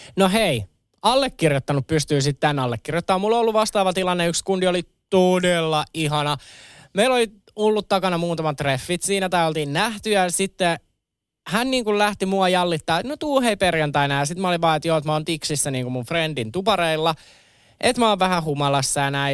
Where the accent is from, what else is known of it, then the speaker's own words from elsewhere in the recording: Kerava, Uusimaa, Finland; mä nuoruuteni vietin Keravalla